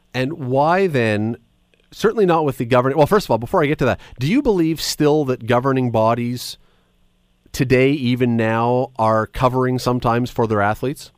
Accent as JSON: {"language": "English", "country": "Canada", "said": "we're Canadian"}